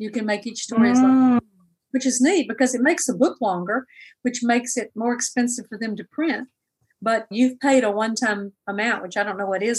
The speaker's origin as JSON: {"language": "English", "town": "Jackson", "region": "Mississippi", "country": "United States", "tie": "born or raised there", "moved": "yes", "lives_now": "Memphis, United States", "said": "my hometown of Jackson, Mississippi."}